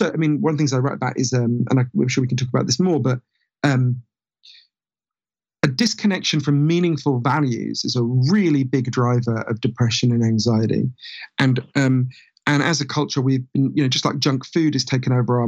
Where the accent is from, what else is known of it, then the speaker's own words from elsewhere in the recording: London, United Kingdom; accent: weird Downton Abbey accent; I grew up in a part of North London where there was a big Orthodox Jewish community.